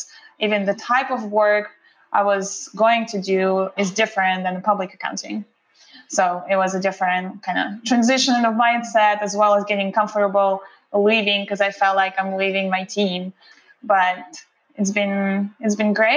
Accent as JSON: {"language": "English", "country": "Russia", "tie": "born or raised there", "second_language": "English", "moved": "as an adult", "lives_now": "United States", "said": "I was born and raised in Russia by a single mom, and I moved here to the USA when I was 19 years old"}